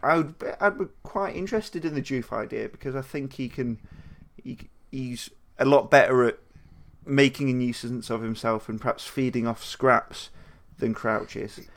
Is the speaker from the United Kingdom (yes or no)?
yes; United Kingdom; speaking as white British males